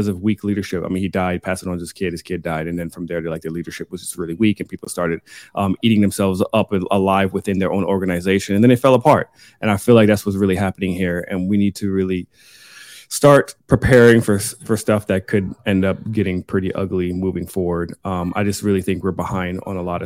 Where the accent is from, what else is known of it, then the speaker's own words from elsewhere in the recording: Germany; now in United States; I'm from Germany